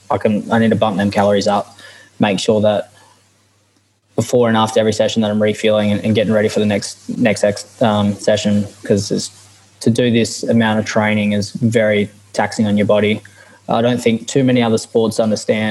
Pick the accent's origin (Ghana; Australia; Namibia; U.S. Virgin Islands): Australia; Perth, Western Australia; So I'm from Perth, West Australia, and that's where my tribe is from